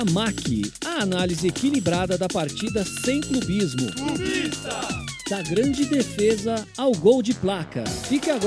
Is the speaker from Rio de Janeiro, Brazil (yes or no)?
no; Guarulhos, São Paulo, Brazil; Meu pai é do interior, mas eu sou aqui, sou de Guarulhos, sou da Grande São Paulo, tal.